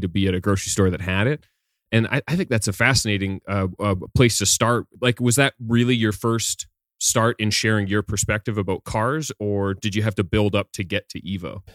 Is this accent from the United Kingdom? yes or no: no; Canada; growing up in Canada